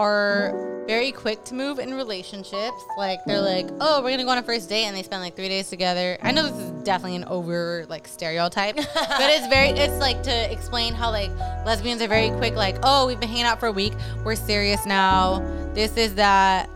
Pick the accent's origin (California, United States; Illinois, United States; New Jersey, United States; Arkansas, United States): California, United States; We're from California